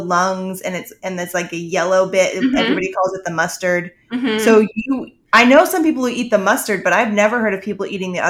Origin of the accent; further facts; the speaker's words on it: Maryland, United States; which that's why I always feel like I shouldn't say I'm from Maryland